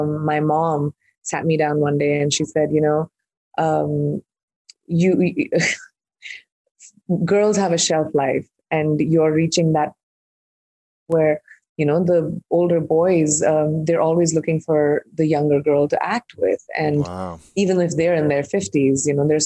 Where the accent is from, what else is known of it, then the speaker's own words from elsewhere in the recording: India; I'm an Indian who's grown up in India